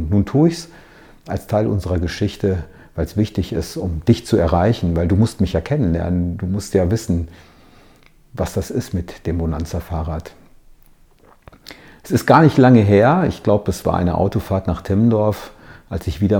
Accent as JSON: {"language": "German", "town": "Hagen", "region": "North Rhine-Westphalia", "country": "Germany", "tie": "born or raised there", "said": "wir haben einen kleinen Abstecher gemacht in meiner Heimatstadt, um ein Foto zu schießen unter dem Ortseingangsschild von Hagen."}